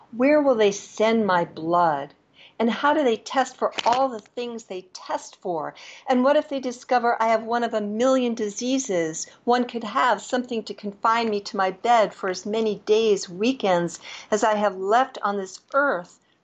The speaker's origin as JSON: {"language": "English", "town": "New York City", "region": "New York", "country": "United States", "tie": "born or raised there", "moved": "yes", "said": "I grew up in New York City, so I would go to Connecticut or places by the shore for the summer."}